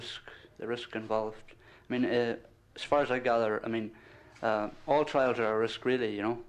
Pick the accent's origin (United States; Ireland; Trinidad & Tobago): Ireland; County Donegal; I'm from County Donegal